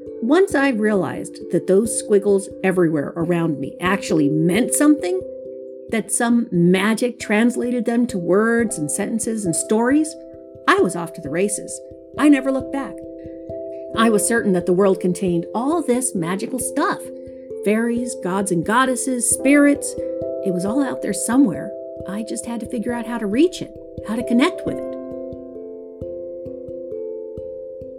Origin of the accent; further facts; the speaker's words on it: Houston, Texas, United States; also born or lived in Maryland / Alabama / Waco, Texas; my hometown of Houston, Texas